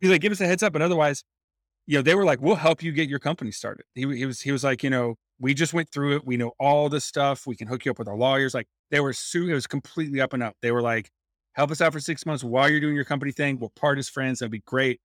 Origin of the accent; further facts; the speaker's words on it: North Carolina, United States; I grew up in North Carolina